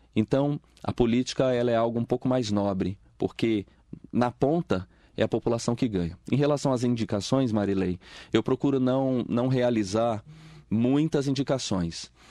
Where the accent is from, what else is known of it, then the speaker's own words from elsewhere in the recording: Espírito Santo, Brazil; now in Mogi das Cruzes, Brazil; eu venho lá do Espírito Santo, nasci lá, né? Vim para Mogi das Cruzes, estou aqui há quase 25 anos